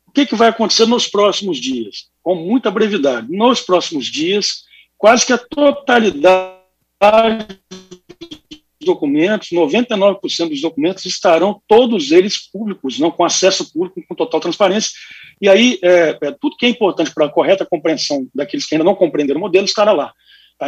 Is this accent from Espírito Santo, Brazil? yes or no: yes; Espírito Santo, Brazil; como capixaba para o Espírito Santo